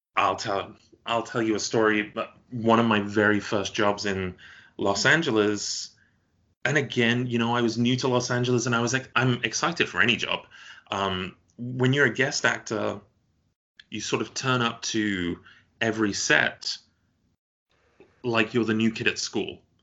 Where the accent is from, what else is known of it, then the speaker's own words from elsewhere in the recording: United Kingdom; moved away; you're a Brit living abroad